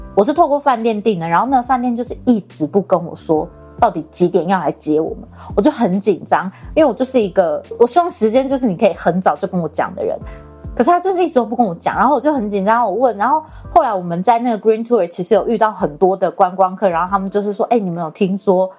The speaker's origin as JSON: {"language": "Chinese", "country": "Taiwan", "said": "那个计程车司机就问我们说：“你们哪里来的？”然后我们说：“我们台湾。”然后他说：“哦，台湾来的。”"}